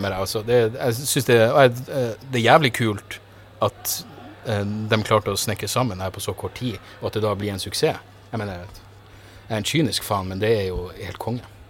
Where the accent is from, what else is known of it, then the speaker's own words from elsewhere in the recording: Narvik, Nordland, Norway; moved away; hjembyen min